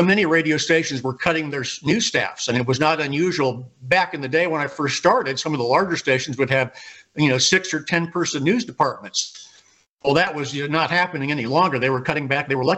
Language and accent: English; Peoria, Illinois, United States; moved away as an adult; also born or lived in Jacksonville, Florida; now in Mississippi Gulf Coast, United States; Peoria, Illinois, which was essentially my hometown